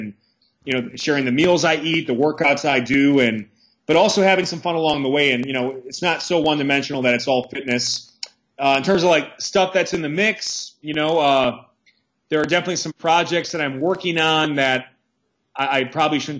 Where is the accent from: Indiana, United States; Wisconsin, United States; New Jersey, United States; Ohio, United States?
Wisconsin, United States; Milwaukee; moved away as an adult; also born or lived in Massachusetts; now in Pennsylvania, United States; I grew up in Milwaukee, Wisconsin, brutal winters